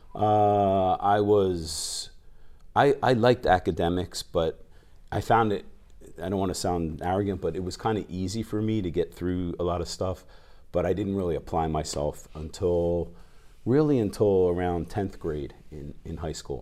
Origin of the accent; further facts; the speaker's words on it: New Jersey, United States; moved away as an adult; also born or lived in New York; now in Japan; I grew up in South Jersey, near Philadelphia, right outside of Philly